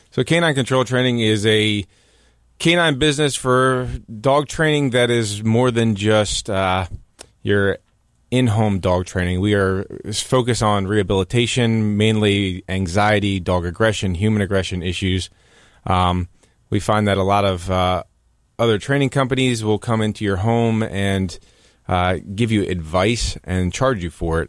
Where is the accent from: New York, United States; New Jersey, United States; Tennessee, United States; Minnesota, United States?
New Jersey, United States; growing up in New Jersey and listening to country music